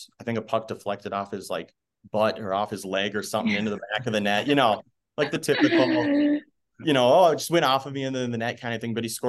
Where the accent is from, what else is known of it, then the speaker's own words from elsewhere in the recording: Blaine, Minnesota, United States; Personally, I grew up playing in the Blaine Hockey Association.